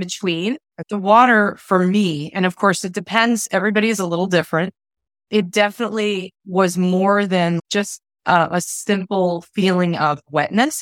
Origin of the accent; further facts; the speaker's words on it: Ohio, United States; moved away as an adult; now in Phoenix, United States; I'm from Ohio originally, although the last couple of years have been moving back and forth all around the country. Right now, I live in Phoenix, Arizona.